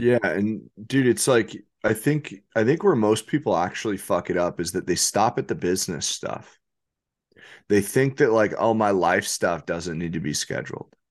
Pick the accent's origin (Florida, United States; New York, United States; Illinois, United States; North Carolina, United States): New York, United States; I'm from New York.